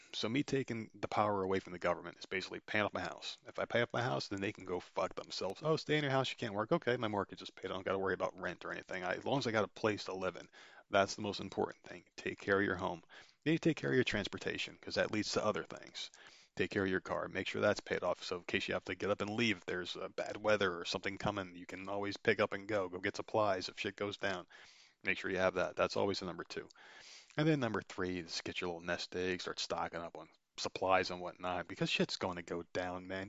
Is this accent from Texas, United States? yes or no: no; New Jersey, United States; my home state